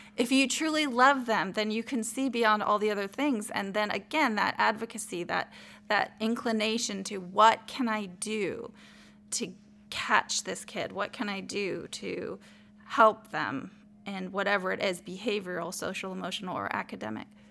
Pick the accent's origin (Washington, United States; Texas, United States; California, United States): Texas, United States; El Paso; I was raised in El Paso, Texas, and I was raised in a minority town